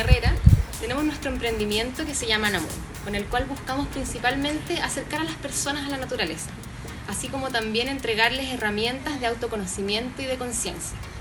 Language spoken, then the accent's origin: Spanish; Coquimbo, Chile; Soy de Coquimbo, soy profe de yoga, guía de turismo y surfista de toda la vida